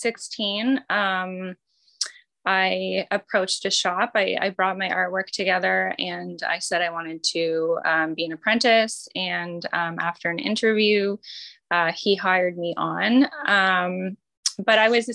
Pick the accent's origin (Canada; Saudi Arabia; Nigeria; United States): Canada; Dartmouth, Nova Scotia; also born or lived in Sackville, Nova Scotia / Annapolis Valley, Nova Scotia; I grew up sort of around the province. I spent some time in Sackville, in the Valley, and then back to Dartmouth. So I sort of settled in Dartmouth, I think, when I was 10